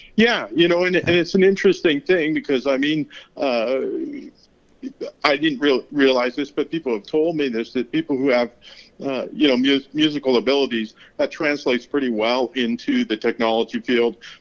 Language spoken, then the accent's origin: English; Pacific Northwest, between Seattle and Vancouver, Washington, United States; now in Texas, United States; I was actually grew up in the beautiful Pacific Northwest, uh, just a stone's throw from the Canadian border between, uh, you know, Seattle and Vancouver.